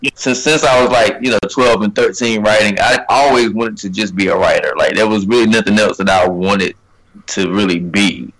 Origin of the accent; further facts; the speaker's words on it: Rocky Mount, North Carolina, United States; also born or lived in Harlem; I'm from Rocky Mount, North Carolina. First of all, I got to shout out Rocky Mount. Um, it's a little town in uh, North Carolina, Eastern North Carolina. Uh, graduated in 2011.